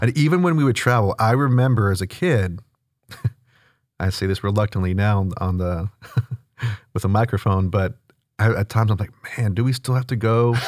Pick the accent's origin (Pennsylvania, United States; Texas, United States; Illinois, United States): Texas, United States; Houston; born and raised here in the north part of town in spring. Uh, grew up in the Klein School District, went to Klein High School. Um, yeah, I'm from Houston